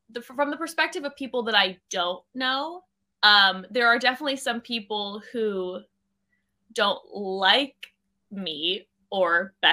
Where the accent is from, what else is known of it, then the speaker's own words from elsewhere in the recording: California, United States; Orange County.